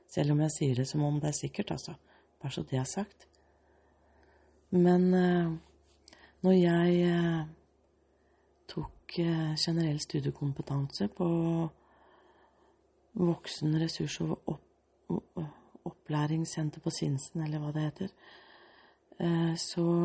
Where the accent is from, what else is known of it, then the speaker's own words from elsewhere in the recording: Australia; born there; jeg er født i Australia. Og så hadde jeg en dansk pappa og en norsk mor. Og den gangen var jeg dansk statsborger.